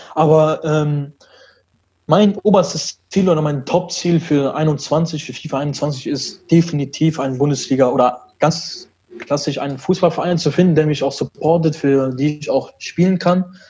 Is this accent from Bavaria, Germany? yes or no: no; Düsseldorf, North Rhine-Westphalia, Germany; also born or lived in Brussels, Belgium; ich bin aus Düsseldorf. Ich bin in Belgien geboren, in Brüssel und bin mit zwei Jahren dann hier rübergekommen mit meinen Eltern